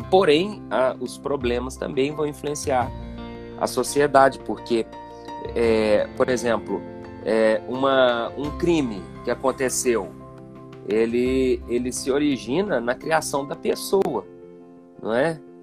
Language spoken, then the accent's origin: Portuguese; Divinópolis, Minas Gerais, Brazil; now in Campo Belo, Brazil; Eu sou daqui de Campo Belo, muita gente acha que eu não sou daqui, mas eu sou nascido aqui. É, só que bem novinho, né? Meu pai se mudou para Divinópolis, ali a gente ficou naquela região ali.